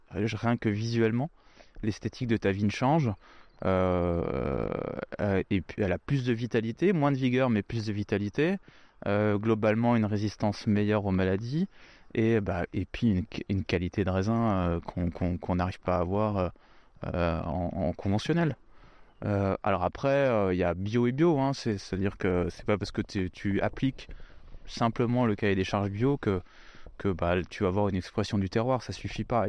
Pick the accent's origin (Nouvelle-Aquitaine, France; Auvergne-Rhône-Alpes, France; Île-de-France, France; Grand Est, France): Grand Est, France; Lorraine; also born or lived in Rosheim, Alsace; même si je suis pas originaire du sud de la France, je suis lorrain.